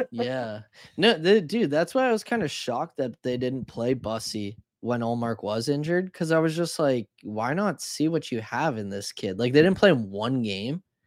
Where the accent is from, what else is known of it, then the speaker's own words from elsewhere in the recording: Canada; as a Canadian